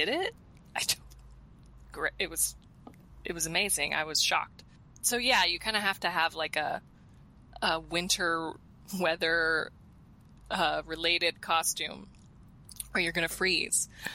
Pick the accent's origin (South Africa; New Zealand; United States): United States; Colorado; moved away; growing up in Colorado